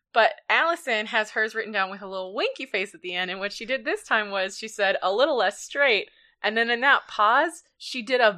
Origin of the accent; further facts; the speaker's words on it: Canada; also born or lived in United States; I am Canadian.